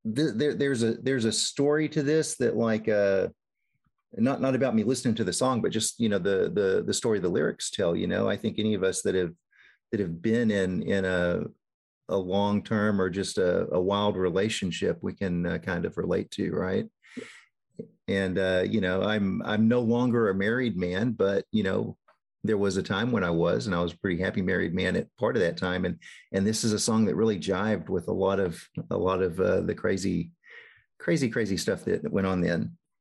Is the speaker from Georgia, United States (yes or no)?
no; Northeast Texas, United States; I grew up in in Northeast Texas